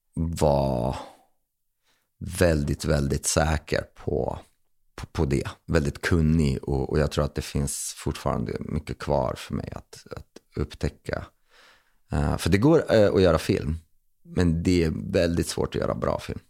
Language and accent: Swedish; Linköping, Östergötland, Sweden; moved away as an adult; now in Stockholm, Sweden; Linköping som jag kom ifrån